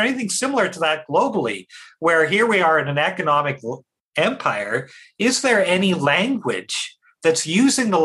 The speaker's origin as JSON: {"language": "English", "region": "Saskatchewan", "country": "Canada", "tie": "born or raised there", "said": "growing up in Saskatchewan"}